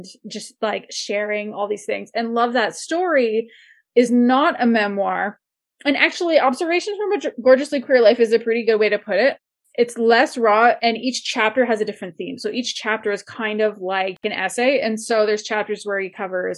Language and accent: English; Windsor, Ontario, Canada; now in Calgary, Canada; Windsor, Ontario, which is where I grew up, right on the Windsor-Detroit border.